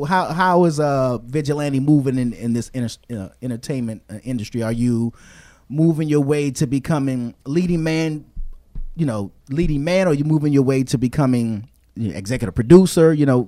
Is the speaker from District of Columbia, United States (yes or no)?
yes; Washington, District of Columbia, United States; I'm from D.C., and D.C. has a sound which is called go-go.